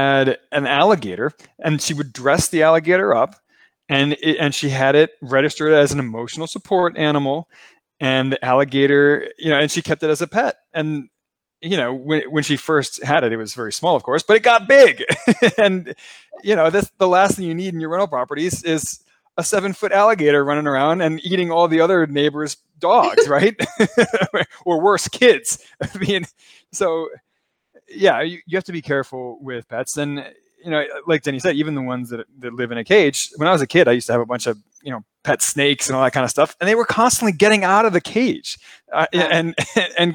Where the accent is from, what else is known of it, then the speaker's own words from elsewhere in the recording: Baltimore, Maryland, United States; I'm from Baltimore